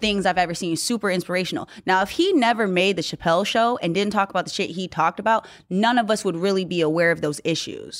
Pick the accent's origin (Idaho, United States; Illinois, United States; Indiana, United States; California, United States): California, United States; Newman; moved away; I grew up in Newman